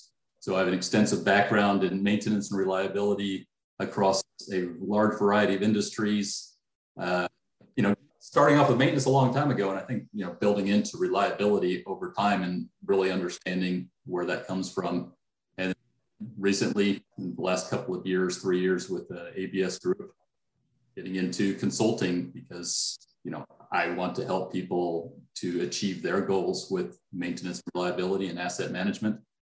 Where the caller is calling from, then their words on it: Dallas, Texas, United States; I am in Dallas, Texas.